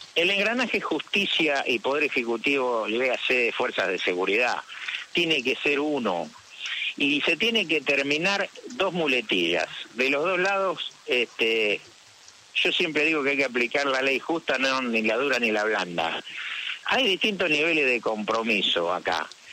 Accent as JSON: {"language": "Spanish", "region": "Santa Fe", "country": "Argentina", "said": "yo soy del interior, soy de Nuevo sí. ¿no? De una ciudad que tiene 100.000 habitantes"}